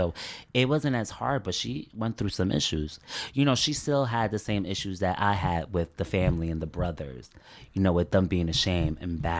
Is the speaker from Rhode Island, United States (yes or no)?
no; Elizabeth, New Jersey, United States; growing up in Elizabeth